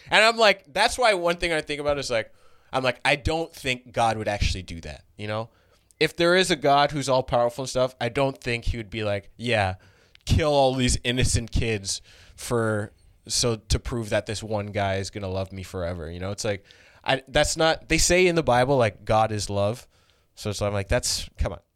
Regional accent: Brampton, Ontario, Canada; I grew up in Brampton

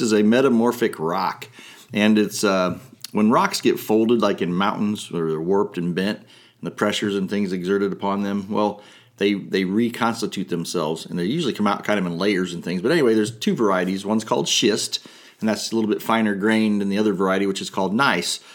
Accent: Fort Wayne, Indiana, United States; I'm from Fort Wayne my entire life

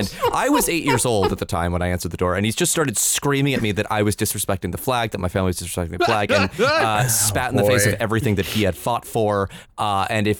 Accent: Escondido, California, United States; I grew up in Escondido, California

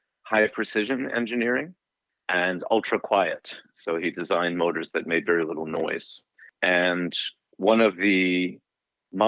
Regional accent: Englewood, New Jersey, United States; I grew up in Englewood, New Jersey.

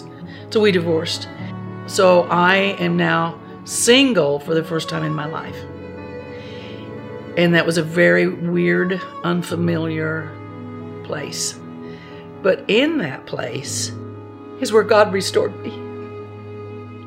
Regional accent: Spencer, Indiana, United States; I was born and raised in Spencer, Indiana, a small farming community where everybody knew everybody

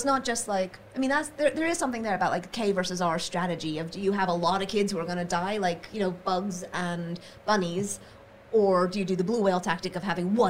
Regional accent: New York, United States; moved away; I'm originally from New York, so I'm not in close proximity to my biological family.

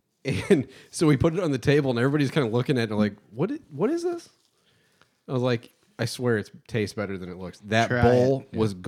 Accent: Indiana, United States; We're from Indiana.

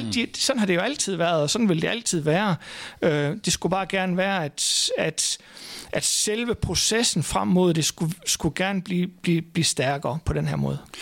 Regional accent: Thy, North Denmark Region, Denmark; et lille område ude i Thy, hvor jeg kommer fra

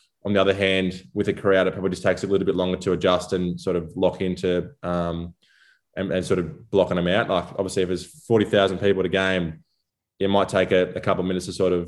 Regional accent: Gippsland, Victoria, Australia; As I was growing up in Gippsland

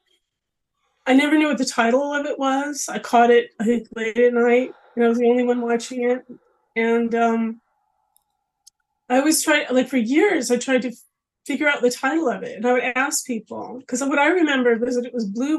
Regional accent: Los Angeles, California, United States; I'm from Los Angeles

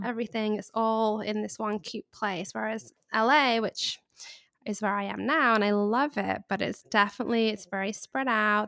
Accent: England, United Kingdom; accent: English; also born or lived in Charleston, United States; now in Los Angeles, United States; I grew up in England, which is probably a giveaway of my accent.

